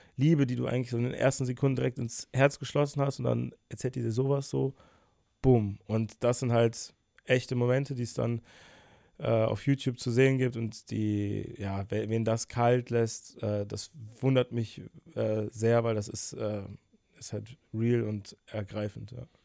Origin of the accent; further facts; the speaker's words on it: Bonn, North Rhine-Westphalia, Germany; moved away as an adult; now in Cologne, Germany; Ich bin 23, in Bonn geboren. Jetzt vor einem Jahr bin ich nach Köln gezogen